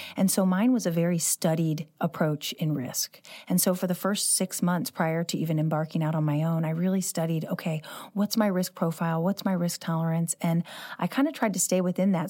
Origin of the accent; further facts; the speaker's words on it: St. Louis, Missouri, United States; I grew up living in the city, I love this Central West End